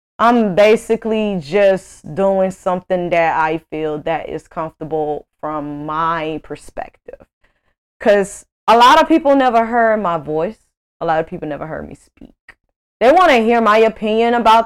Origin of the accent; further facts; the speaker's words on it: Greenville, Mississippi, United States; moved away as an adult; now in Houston, United States; I grew up with in Mississippi